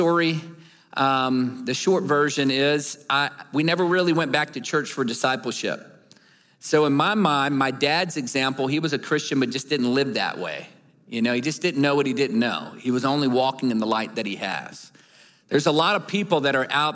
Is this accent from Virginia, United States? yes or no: yes; Newport News, Virginia, United States; moved away; I'm from Newport News, Virginia